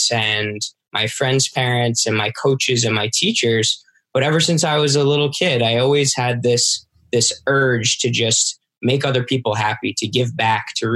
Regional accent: New York, United States; I'm from New York

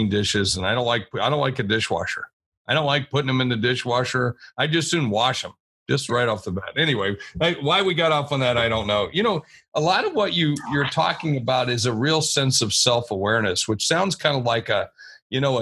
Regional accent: West Virginia, United States; I'm from West Virginia.

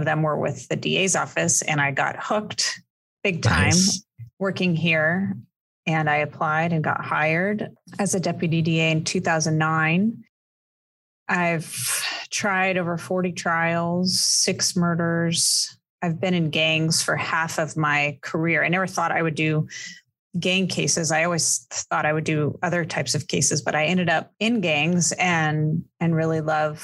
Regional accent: near San Diego, California, United States; now in San Diego, United States; I'm living close to where I grew up and working here in San Diego

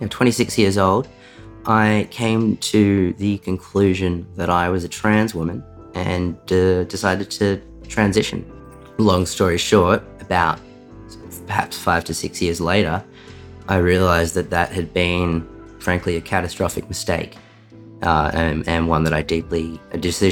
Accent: Sydney, New South Wales, Australia; also born or lived in Wangaratta; So I was born in Wangaratta in northeast Victoria, the state I live in. I, from the outside, had a pretty ordinary childhood, sort of, you know, middle-class family. Did most of my schooling years living in Sydney.

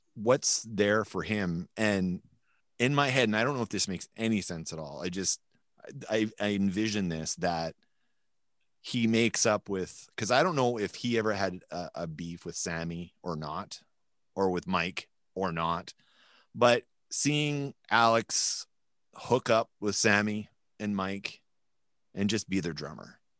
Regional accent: New Brunswick, Canada; also born or lived in Montreal; now in Winnipeg, Canada; we're from the East Coast

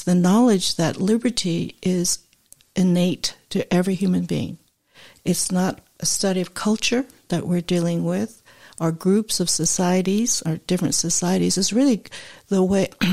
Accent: San Francisco Bay Area, California, United States; I'm from the Bay Area

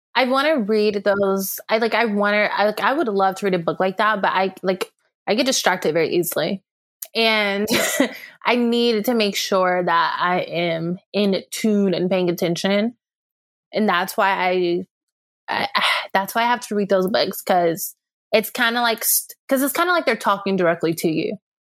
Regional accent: California, United States; moved away; I'm a Californian at heart, and we don't really sugarcoat stuff. So, No, by heart, I was raised there

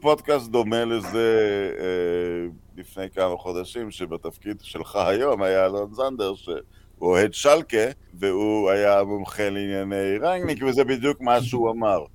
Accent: Netanya, Central District, Israel; גדלתי בנתניה

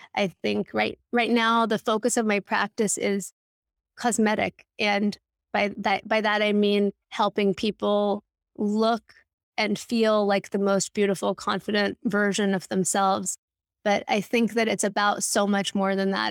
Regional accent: Los Angeles, California, United States; now in New York City, United States; I grew up in L

